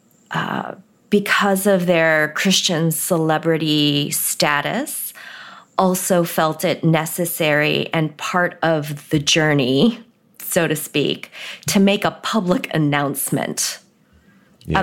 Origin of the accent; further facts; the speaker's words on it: United States; also born or lived in Korea; the first Sunday we were here as recent immigrants, we found a church and went